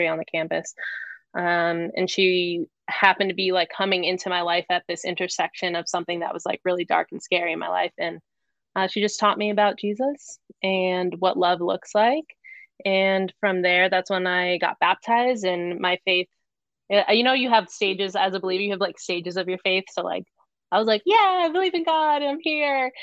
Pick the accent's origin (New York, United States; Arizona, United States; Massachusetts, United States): Arizona, United States; Phoenix; moved away as an adult; also born or lived in New Hampshire; I was born and raised in Arizona.